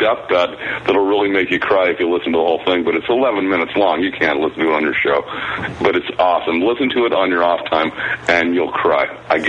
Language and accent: English; Las Vegas, Nevada, United States; I'm from Las Vegas.